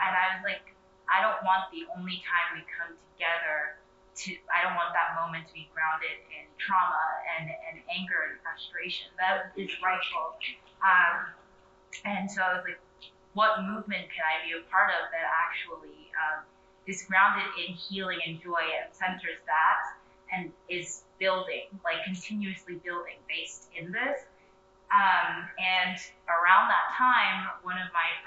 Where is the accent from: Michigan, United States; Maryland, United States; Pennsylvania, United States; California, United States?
Pennsylvania, United States; Philadelphia; moved away as an adult; now in Washington, DC, United States; I'm from, born and raised in Philly